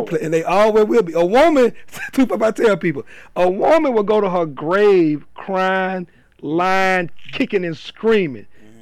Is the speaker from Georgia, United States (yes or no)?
yes; Atlanta, Georgia, United States; I'm from Atlanta